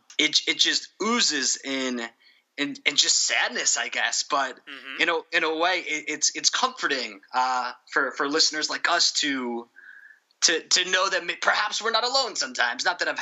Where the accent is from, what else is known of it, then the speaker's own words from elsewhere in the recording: New York, United States; I'm from New York.